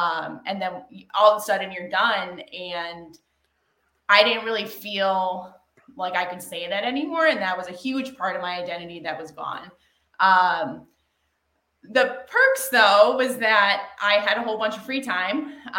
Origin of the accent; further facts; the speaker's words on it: Amherst, Ohio, United States; Amherst, Ohio. So it's west of Cleveland, about 35 minutes.